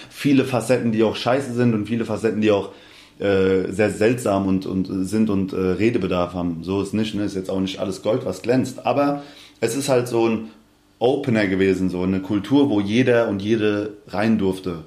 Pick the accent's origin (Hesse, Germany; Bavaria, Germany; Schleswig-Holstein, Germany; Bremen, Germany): Hesse, Germany; Hanau; accent: Hessian; also born or lived in Aschaffenburg / Darmstadt; weil ich eigentlich in Hanau groß geworden bin